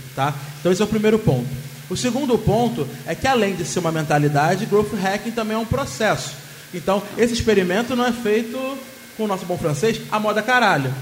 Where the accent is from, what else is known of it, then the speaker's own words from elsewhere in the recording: Rio de Janeiro, Brazil; eu sou carioca